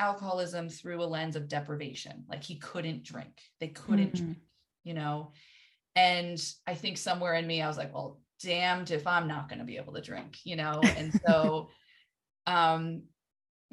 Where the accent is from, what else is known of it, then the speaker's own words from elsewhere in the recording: New England, United States; I grew up in New England